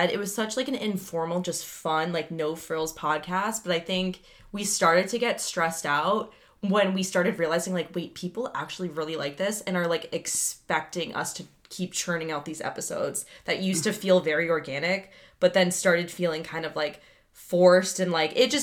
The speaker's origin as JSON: {"language": "English", "town": "Boston", "region": "Massachusetts", "country": "United States", "also_born_or_lived": "San Francisco", "said": "So I'm originally from Boston"}